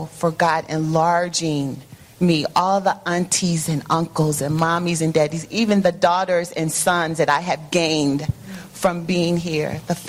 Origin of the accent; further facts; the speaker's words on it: Chicago, Illinois, United States; moved away as an adult; now in Georgia, United States; I always thought that I was born in Chicago, that I would die in Chicago.